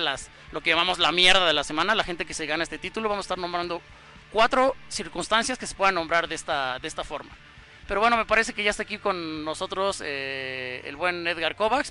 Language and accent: Spanish; Mexico; como mexicano